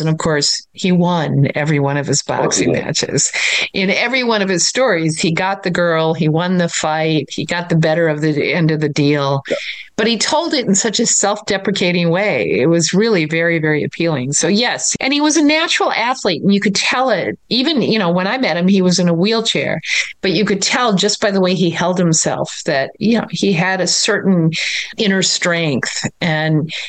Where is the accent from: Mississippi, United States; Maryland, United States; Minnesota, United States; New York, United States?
Minnesota, United States; I grew up in Minnesota